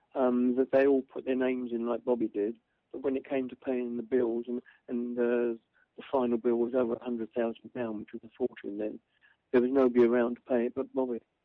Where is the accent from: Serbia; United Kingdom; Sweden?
United Kingdom; London; I'm the kid from Cable Street